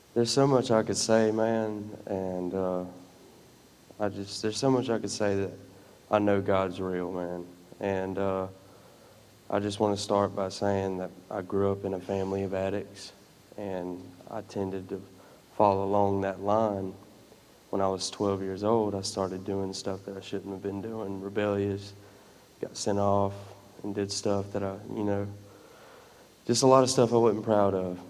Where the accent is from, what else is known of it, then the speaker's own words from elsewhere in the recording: Dothan, Alabama, United States; I'm from Dothan.